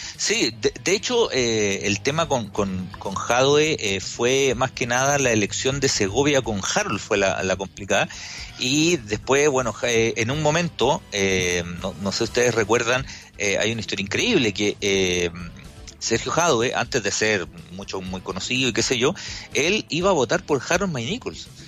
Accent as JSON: {"language": "Spanish", "town": "Curicó", "region": "Maule", "country": "Chile", "tie": "born or raised there", "said": "yo me crié en Curigó"}